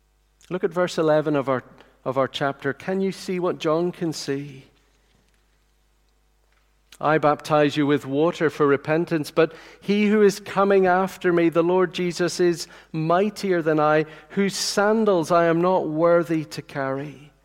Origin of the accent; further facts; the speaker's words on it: Tanzania; I remember as a little boy growing up in Tanzania in East Africa, I remember the president of Tanzania once coming to visit the compound of houses where we lived.